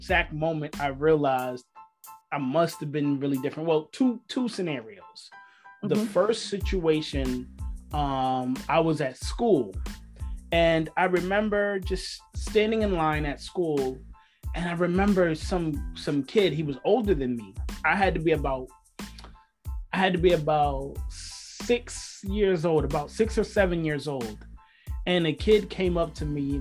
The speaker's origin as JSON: {"language": "English", "region": "New York", "country": "United States", "tie": "born or raised there", "said": "I'm born and raised in New York"}